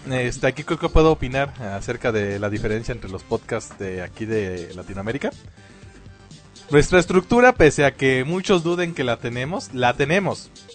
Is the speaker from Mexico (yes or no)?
yes; Mexico; aquí, lo que viene siendo la cultura mexicana